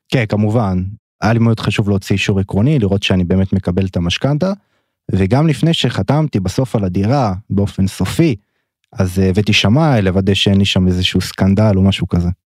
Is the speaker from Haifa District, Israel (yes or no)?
no; Tel Aviv, Tel Aviv District, Israel; גדלתי בתל אביב